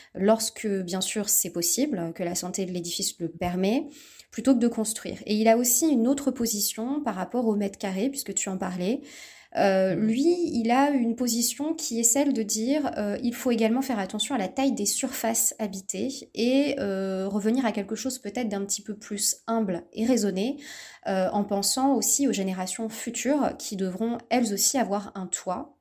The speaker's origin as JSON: {"language": "French", "town": "Bordeaux", "region": "Nouvelle-Aquitaine", "country": "France", "tie": "born or raised there", "said": "je suis originaire de Bordeaux"}